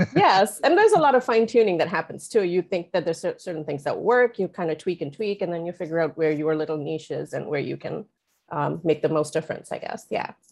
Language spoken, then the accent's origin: English; India; moved away as an adult; also born or lived in Oman; now in Los Angeles, United States; I was born and raised partly in India, partly in Oman, uh, made my way here to the U S in two thousand six.